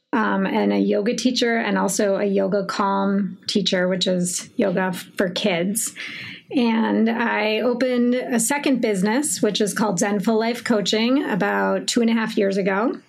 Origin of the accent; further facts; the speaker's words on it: Minneapolis, Minnesota, United States; I'm 45 years old and I'm from Minneapolis